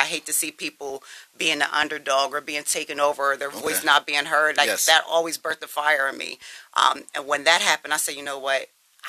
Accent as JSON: {"language": "English", "town": "Harrisburg", "region": "Pennsylvania", "country": "United States", "tie": "born or raised there", "also_born_or_lived": "Milwaukee, Wisconsin / Steelton, Pennsylvania", "said": "I grew up pretty much in Harrisburg before we moved to Stilton. Okay. But I was born in Milwaukee, Wisconsin."}